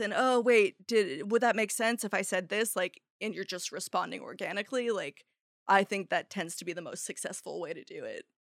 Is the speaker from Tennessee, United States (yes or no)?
no; Arcata, California, United States; also born or lived in San Francisco; Arcata, my hometown